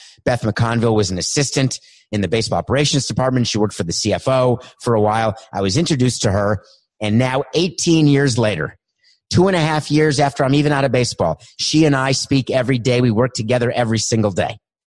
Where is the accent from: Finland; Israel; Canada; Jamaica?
Canada; Montreal, Quebec; now in Florida, United States; I inherited an assistant in 2002 when I came from Montreal to Florida